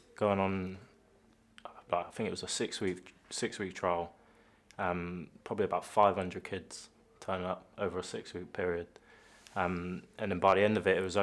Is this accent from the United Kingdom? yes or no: yes; Reading, South East England, United Kingdom; born or raised there; moved away